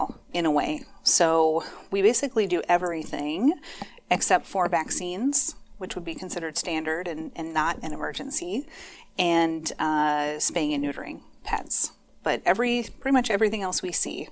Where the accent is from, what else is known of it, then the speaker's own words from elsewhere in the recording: Minneapolis, Minnesota, United States; moved away as an adult; also born or lived in Eau Claire, Wisconsin; I am a Minnesota native. I grew up in the Twin Cities, grew up in Northeast Minneapolis